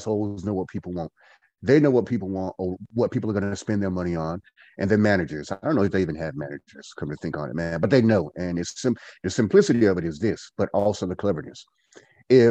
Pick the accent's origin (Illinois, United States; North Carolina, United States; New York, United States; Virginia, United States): North Carolina, United States; Goldsboro; I am from Goldsboro, North Carolina